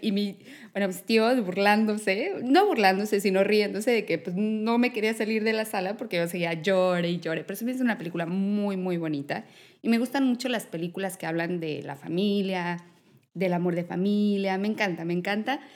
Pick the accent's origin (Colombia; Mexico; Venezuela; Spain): Mexico; yo, mexicana